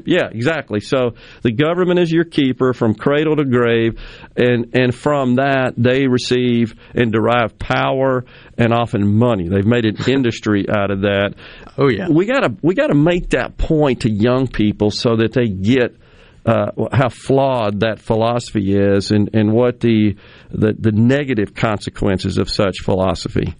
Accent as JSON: {"language": "English", "town": "Jackson", "region": "Mississippi", "country": "United States", "tie": "born or raised there", "said": "having lived in Mississippi all but six years of uh, my life, born and right. raised here"}